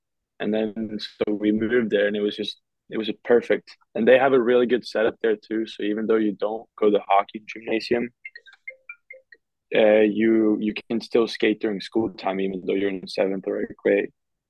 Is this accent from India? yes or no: no; Köping, Västmanland, Sweden; also born or lived in Leksand, Sweden; So we moved from Koping to Leksand when I was 9, and we stayed there till I was 14.